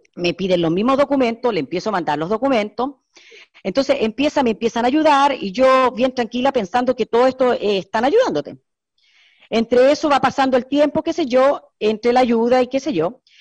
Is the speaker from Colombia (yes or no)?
no; Chile; Yo soy chilena